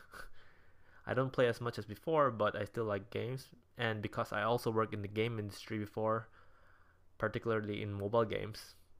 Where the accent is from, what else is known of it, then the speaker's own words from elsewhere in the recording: Davao, Davao Region, Philippines; moved away as an adult; also born or lived in Manila, Philippines / Singapore; now in Japan; I was born and raised in the Philippines, in a city called Davao